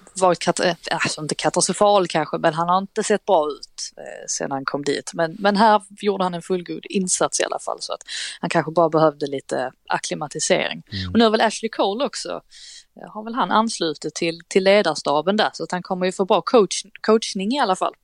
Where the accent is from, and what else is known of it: Sweden